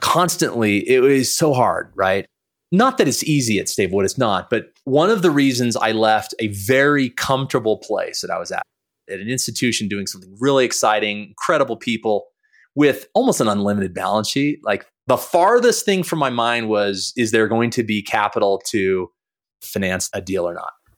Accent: Montana, United States; So I was born in Montana. My parents lived in a double wide.

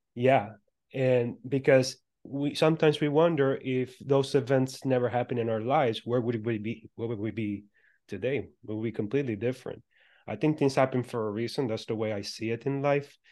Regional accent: Puerto Rico; I was born and raised in Puerto Rico

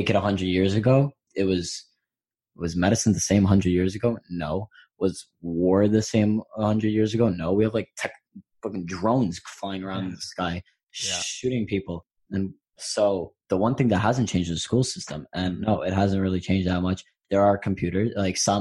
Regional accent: New York City, New York, United States; I grew up in New York

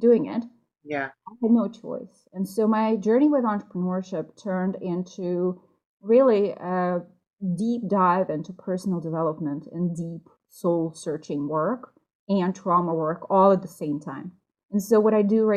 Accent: Russia; moved away as an adult; also born or lived in New York; now in United States; I am from Russia

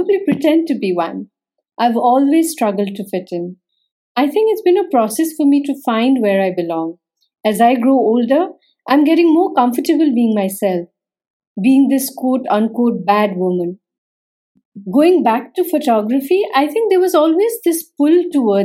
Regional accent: Nepal; I'm a photographer from Nepal

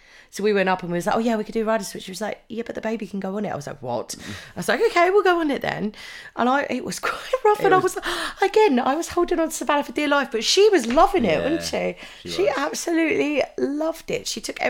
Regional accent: United Kingdom; That's probably because we live here and we are British.

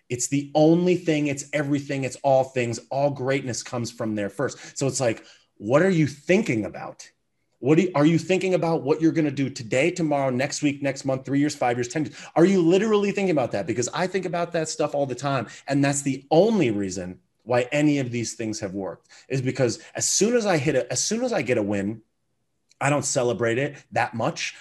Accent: United States; I was born in America. with a great family, parents that, that loved me. You know, I grew up and I went to a great elementary school and middle school and high school

